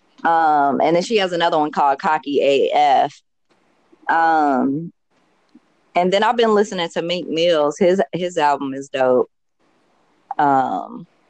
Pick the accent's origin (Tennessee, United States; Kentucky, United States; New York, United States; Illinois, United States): Kentucky, United States; Louisville; moved away as an adult; I grew up in Louisville, Kentucky, and I moved when I was 20